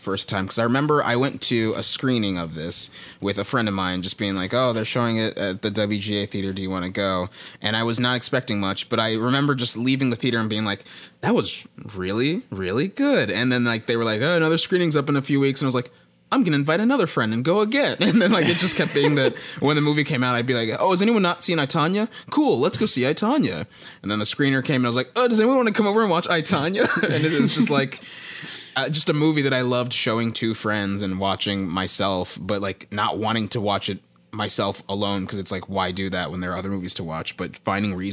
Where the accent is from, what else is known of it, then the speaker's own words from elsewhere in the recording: Texas, United States; I'm from Texas